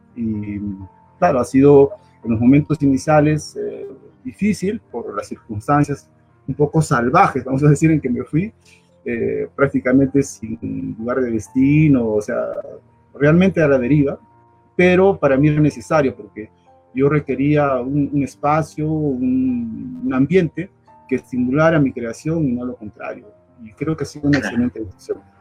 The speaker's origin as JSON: {"language": "Spanish", "region": "Arequipa", "country": "Peru", "also_born_or_lived": "Europe", "moved": "as an adult", "said": "Antes del 1986 que, salí del Perú"}